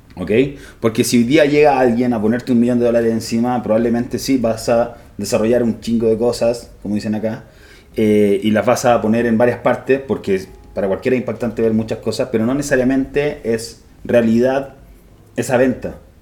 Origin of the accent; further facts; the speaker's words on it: Santiago, Santiago Metropolitan Region, Chile; Yo soy de Santiago